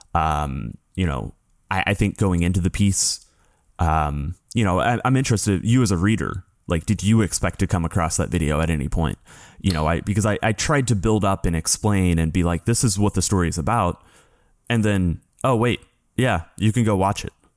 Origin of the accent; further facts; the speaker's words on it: United States; as an American journalist